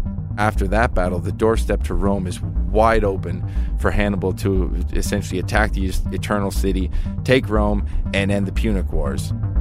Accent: Canada; now in Colorado, United States; I'm a history professor at Colorado Mesa University, also the head coach of the hockey team, being Canadian.

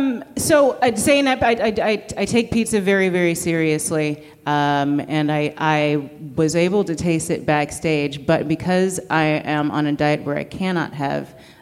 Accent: New York, United States; I grew up in New York, I've lived in New York my whole life.

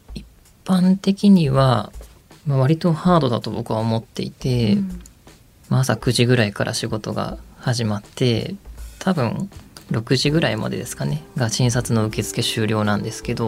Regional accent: Ibaraki, Japan; 地元僕茨城県なんですけど

